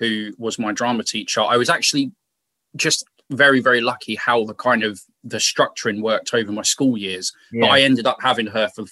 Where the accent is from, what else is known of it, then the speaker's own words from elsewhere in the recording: Milton Keynes, South East England, United Kingdom; I've just come from a place that almost has no identity of its own